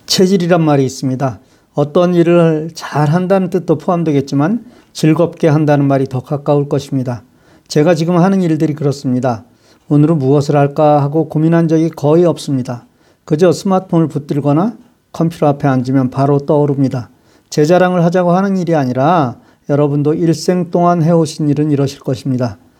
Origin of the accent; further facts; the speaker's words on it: South Korea; now in United States; 제가 한국인이라서